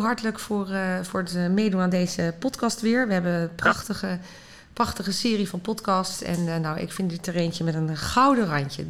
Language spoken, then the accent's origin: Dutch; Netherlands; wij zijn als Nederlanders